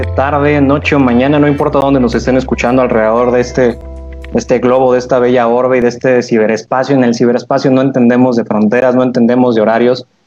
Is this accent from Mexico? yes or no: yes; Mexico; como mexicanos